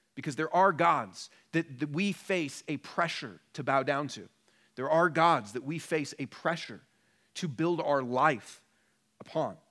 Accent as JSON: {"language": "English", "area": "Portland and Seattle", "region": "Pacific Northwest", "country": "United States", "moved": "as an adult", "lives_now": "Denver, United States", "said": "I'm from Portland and Seattle originally, and then have been in Denver for about ten years"}